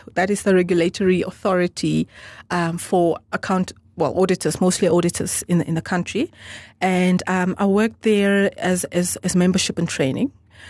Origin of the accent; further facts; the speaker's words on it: Namibia; English is a second language; also born or lived in Angola / Germany; So I'm purely Namibian, born by a Namibian mum and Namibian father, but I was born in Angola. I was born in Angola, and but I was there just for about 9 months.